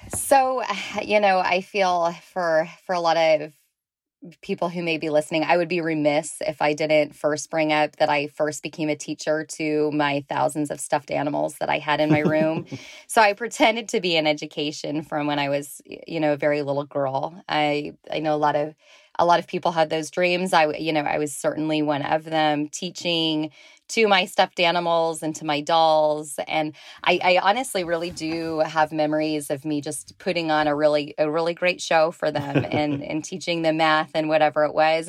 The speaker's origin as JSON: {"language": "English", "town": "Walnut Creek", "region": "California", "country": "United States", "tie": "born or raised there", "said": "I grew up in the San Francisco Bay Area in Walnut Creek, California."}